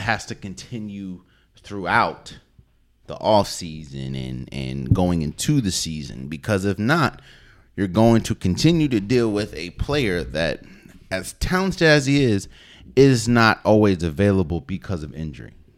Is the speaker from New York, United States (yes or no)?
no; DC, Maryland area, United States; I'm from the Maryland, D, D C, Maryland area